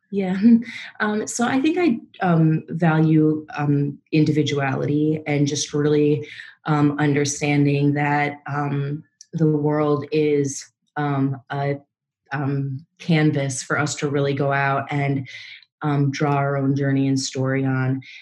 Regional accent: Minnesota, United States; moved away as an adult; now in New York, United States; I was born and raised in Minnesota in the Midwest, and came to New York um, right after graduating college

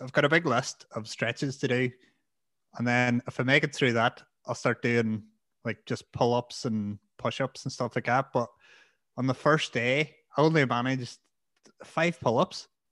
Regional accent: Strabane, Northern Ireland, United Kingdom; I'm from Stravanas

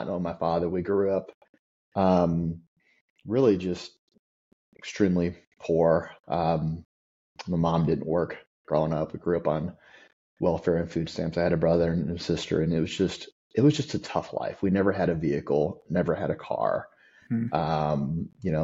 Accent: Southeast Missouri, United States; I grew up in Southeast Missouri

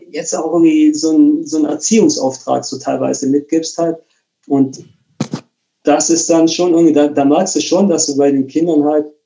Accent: Bremen, Germany; moved away; ich bin aus Bremen weggezogen und habe mehr oder weniger ja, alles irgendwie hinter mir gelassen.

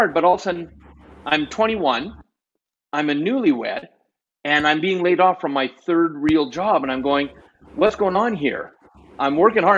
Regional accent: Canada; I'm Canadian

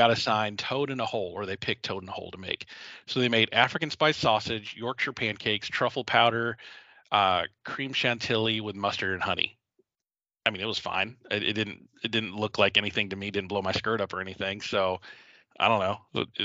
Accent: Philippines; Um, I'm a Filipino.

